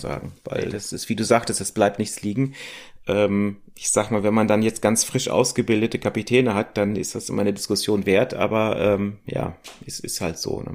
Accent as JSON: {"language": "German", "country": "Germany", "said": "wir als Deutsche"}